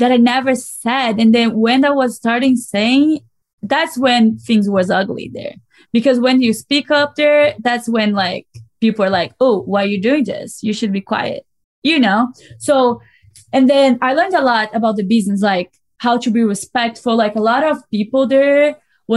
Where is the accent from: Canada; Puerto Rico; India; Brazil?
Brazil; English is a second language; moved away as an adult; now in United States